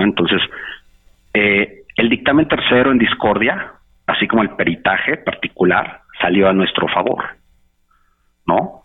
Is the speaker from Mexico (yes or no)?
yes; Mexico